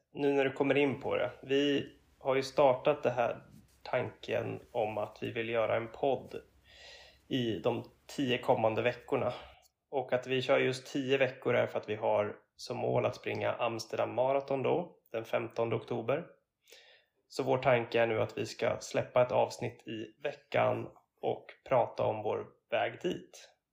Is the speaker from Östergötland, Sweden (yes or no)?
yes; Linköping, Östergötland, Sweden; moved away as an adult; also born or lived in Varberg / Uppsala; now in Gothenburg, Sweden; när jag var ganska ung så flyttade min familj till Linköping och där växte jag upp och gick i skolan